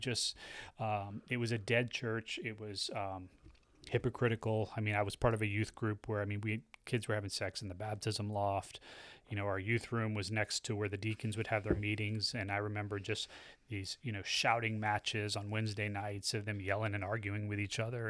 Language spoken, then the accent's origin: English; United States; I'm an American, so I'm a Christian